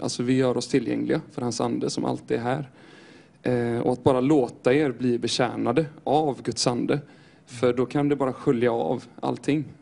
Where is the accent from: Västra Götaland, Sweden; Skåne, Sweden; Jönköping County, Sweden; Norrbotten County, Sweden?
Västra Götaland, Sweden; Styrsö; jag kommer ifrån Göteborgs skärgård här utifrån, på Styrsö